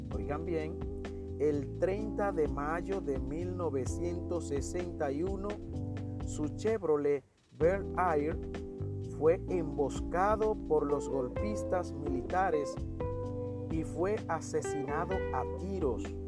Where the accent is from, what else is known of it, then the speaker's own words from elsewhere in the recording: Nagua, María Trinidad Sánchez, Dominican Republic; mi tierra